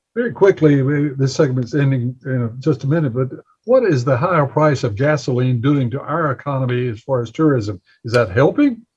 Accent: Bessemer City, North Carolina, United States; my hometown where I was born and raised, Bessemer City, North Carolina

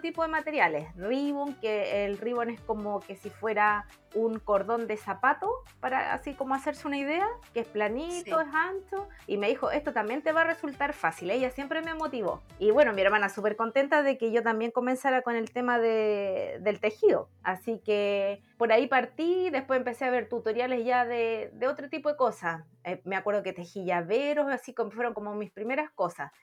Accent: Villa Alemana, Valparaíso, Chile; yo soy de Villa Alemana

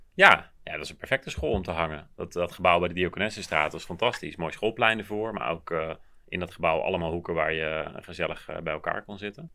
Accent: Maarssen, Utrecht, Netherlands; also born or lived in Groenekan; ik kwam uit Maarsje, maar vlak voordat ik naar de middelbare school ging zijn we verhuisd naar Groene Kant.

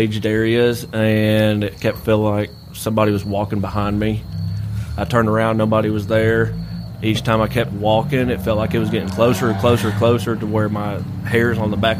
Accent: Tennessee, United States; now in McMechen, United States; I'm actually from Tennessee.

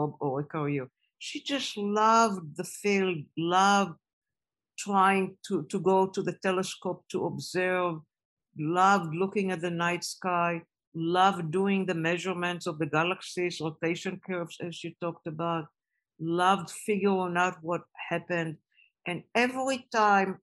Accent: Israel; moved away as an adult; I was growing up in Israel

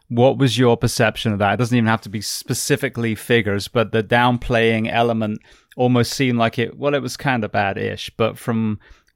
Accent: England, United Kingdom; now in Florida, United States; I came from England and then joined, you know, the fire service and then started in Hialeah

